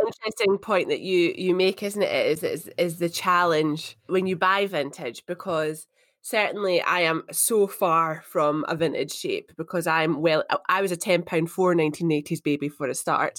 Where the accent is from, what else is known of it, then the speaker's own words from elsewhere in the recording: Edinburgh, Scotland, United Kingdom; moved away as an adult; also born or lived in St Andrews / Glasgow / Perth, Australia; I grew up in Edinburgh. It's where I was born.